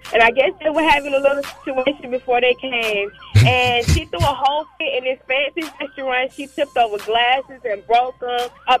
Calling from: Jonesboro, Georgia, United States; I'm calling from Jonesboro, Georgia.

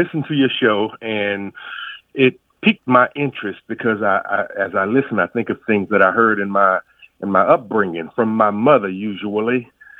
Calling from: Jacksonville, Florida, United States; Jacksonville, Florida.

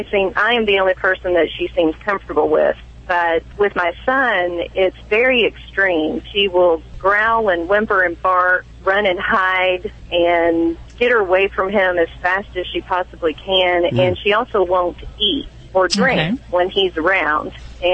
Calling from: Midway, Kentucky, United States; accent: Kentucky; Central Kentucky is not as heavy in that Kentucky accent. I'm sure you'll hear bits and pieces of it, though.

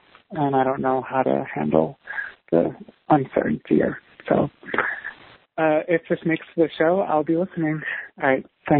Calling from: New York City, New York, United States; I'm 31 years old. I'm calling from New York City.

